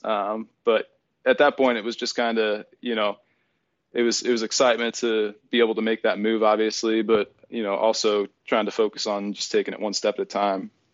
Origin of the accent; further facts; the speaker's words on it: Erie, Pennsylvania, United States; my hometown of Erie, Pennsylvania